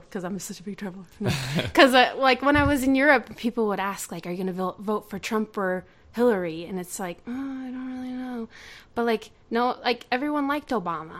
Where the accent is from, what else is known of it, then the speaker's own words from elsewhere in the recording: United States; I'm an American